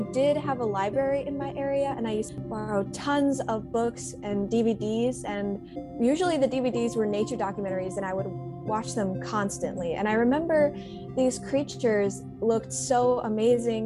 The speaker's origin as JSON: {"language": "English", "town": "Chicago", "region": "Illinois", "country": "United States", "tie": "born or raised there", "moved": "yes", "lives_now": "California, United States", "said": "I also used to visit Lincoln Park Zoo in my hometown of Chicago almost every weekend"}